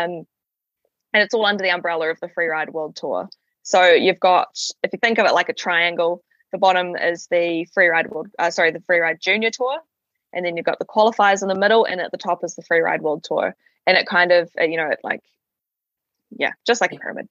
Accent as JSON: {"language": "English", "town": "Ohakune", "region": "Manawatū-Whanganui", "country": "New Zealand", "tie": "born or raised there", "said": "I grew up in Owakuni, which is on the southern ski field, so Tiroa"}